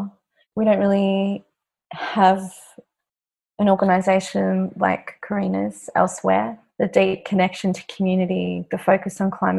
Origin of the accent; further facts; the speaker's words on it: Queensland, Australia; now in Victoria, Australia; I'm from Queensland originally